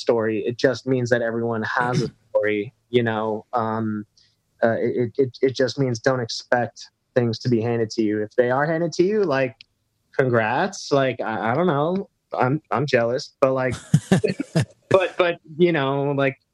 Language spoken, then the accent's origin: English; Thousand Oaks, California, United States; I grew up in Southern California in Newbury Park or Thousand Oaks